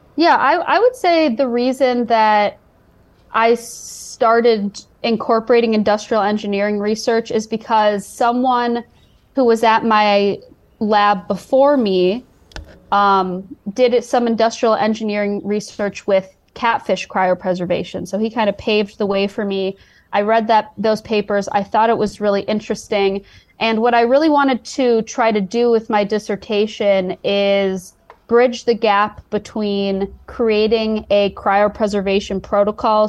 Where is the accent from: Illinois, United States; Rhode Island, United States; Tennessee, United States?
Illinois, United States; Chicago; moved away; my hometown, Chicago